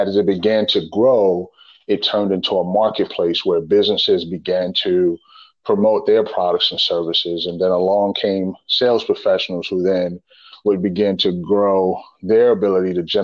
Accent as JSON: {"language": "English", "town": "New York City", "region": "New York", "country": "United States", "moved": "as an adult", "lives_now": "Richmond, United States", "said": "I'm originally from the Bronx, New York, and I grew up in a single parent home."}